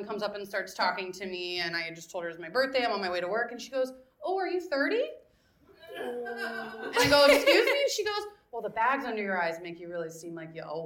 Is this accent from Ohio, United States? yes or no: no; Florida, United States; now in New York, United States; I'm from Florida, where everyone's an asshole when they drive.